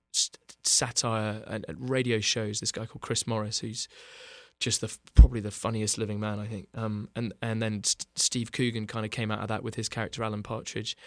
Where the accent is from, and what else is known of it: Bath, South West England, United Kingdom; born or raised there; moved away as an adult; now in Los Angeles, United States